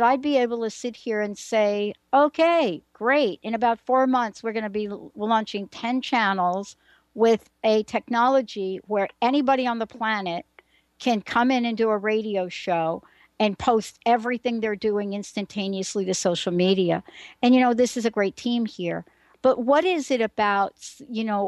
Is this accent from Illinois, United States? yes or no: no; New York City, New York, United States; I'm a girl from the Bronx that stuttered most of her teenage years